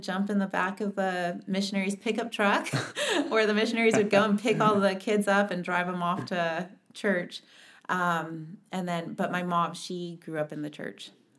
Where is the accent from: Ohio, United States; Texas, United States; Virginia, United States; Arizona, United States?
Arizona, United States; Mesa; also born or lived in Page, Arizona / Kayenta, Arizona / Provo, Utah; we lived on the Navajo Nation until I was about five, and that was when we moved to Mesa. And grew up in Mesa, did Emerson, Carson, Westwood